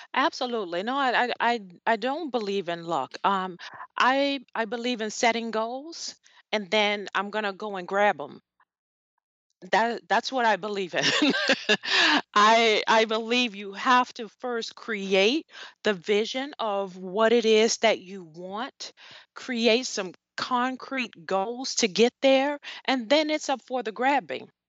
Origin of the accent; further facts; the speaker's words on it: New Orleans, Louisiana, United States; I grew up in New Orleans, Louisiana